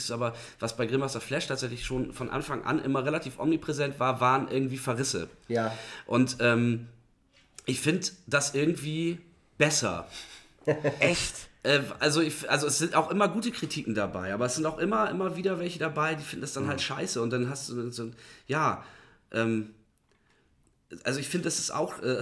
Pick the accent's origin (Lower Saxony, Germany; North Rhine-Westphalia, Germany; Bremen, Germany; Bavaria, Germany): Bremen, Germany; ist aber auch gleichzeitig meine ehemalige Stammkneipe in Bremen Nord, also ich komme aus Bremen Nord, äh, Fegesack gewesen.